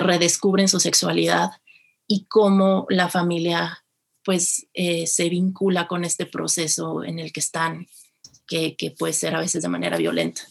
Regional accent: Mexico City, Mexico; yo soy originaria de la Ciudad de México

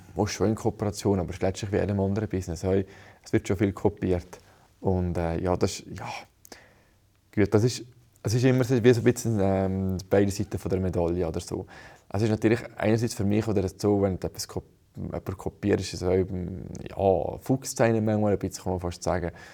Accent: Brig, Valais, Switzerland; ich bin in Brig aufgewachsen

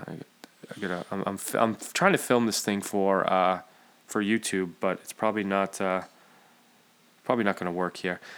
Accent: Central Massachusetts, United States; I'm Central Mass

